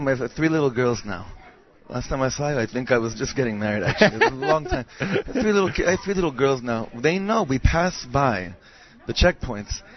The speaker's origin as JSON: {"language": "English", "town": "Los Angeles", "region": "California", "country": "United States", "tie": "born or raised there", "also_born_or_lived": "Ra'anana, Israel", "moved": "yes", "said": "We grew up in... Half in L.A. and half in Ranana"}